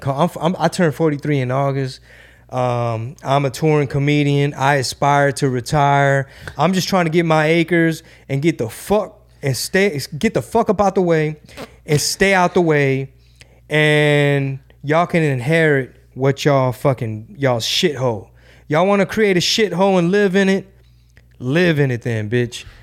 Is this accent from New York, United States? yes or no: no; Houston, Texas, United States; Houston, Texas, my number one market, my home base, my, my hometown